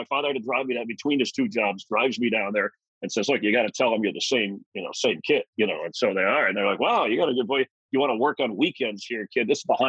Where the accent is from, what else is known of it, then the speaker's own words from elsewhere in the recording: Miami, Florida, United States; And South Florida and Miami, where I grew up, was such a mixture of people from all over. You know, there were very few Miamians. They were from Ohio or New York or Boston or, you know, even out west. And it was a growing city at the time.